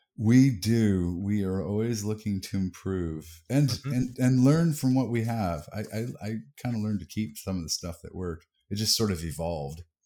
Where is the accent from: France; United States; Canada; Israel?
United States; we're all American